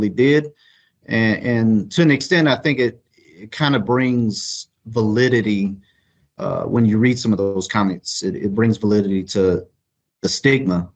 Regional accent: Eunice, Louisiana, United States; moved away; I was born in Eunice, Louisiana.

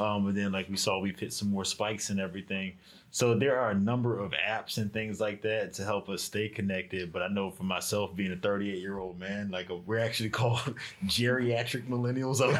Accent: Norfolk, Virginia, United States; moved away; I'm originally from uh, Norfolk, Virginia

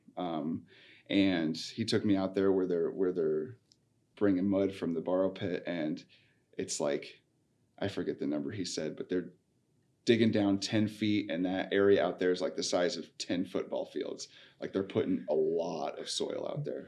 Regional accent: Midwest, United States; moved away; I grew up in the Midwest

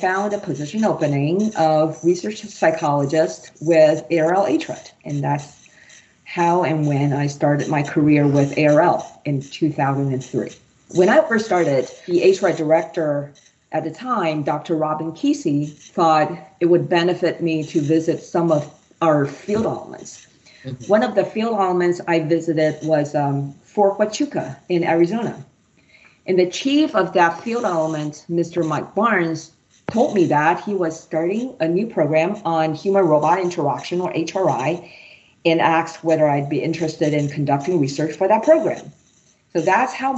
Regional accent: Taiwan; moved away as an adult; also born or lived in Michigan, United States; now in United States; I was born and raised in Taiwan

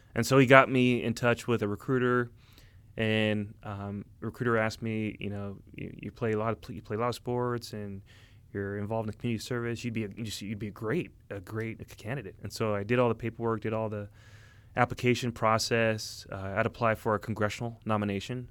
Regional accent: Orange County, California, United States; I grew up in Orange County, California

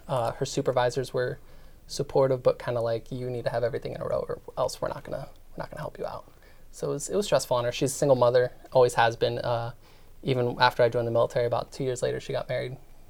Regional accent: Phoenix, Arizona, United States; also born or lived in Italy / Pennsylvania; So I grew up majority of my life in Phoenix, Arizona for about 10 years. Before that, I was in Italy because that's where my mom was stationed, and then Pennsylvania shortly before that because that's her hometown.

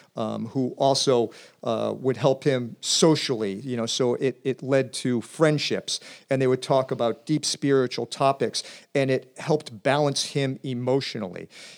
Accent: Columbus, Ohio, United States; I was a youth growing up in Columbus, Ohio, kind of a city kid.

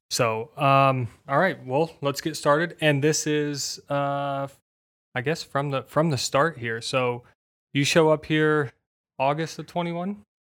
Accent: Indiana, United States; I grew up in Indiana

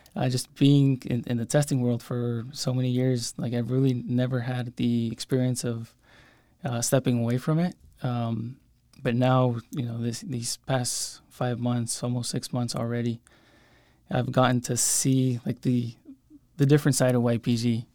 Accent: San Luis, Arizona, United States; I came back, uh, to, to my hometown and started working here.

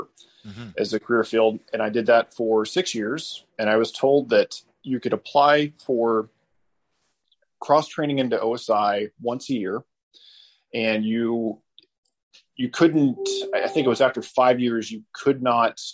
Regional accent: Garland, Texas, United States; moved away as an adult; also born or lived in Mesquite, Texas; I grew up in Garland, which is the home of scandalous country star ….

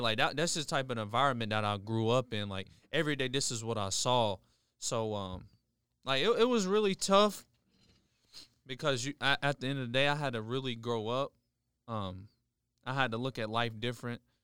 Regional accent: Charleston, West Virginia, United States; I've been born and raised in Charleston, West Virginia for pretty much all my life.

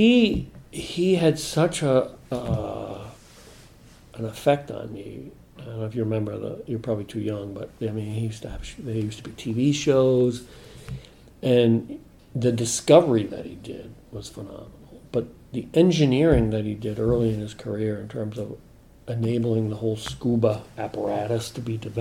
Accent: New England, United States; I grew up in New England

